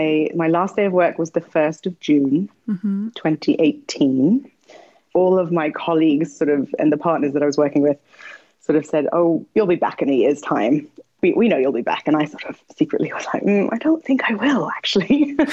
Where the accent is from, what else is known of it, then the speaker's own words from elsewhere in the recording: Nepal; I grew up in Nepal. It's a very spiritual country where people are constantly praying.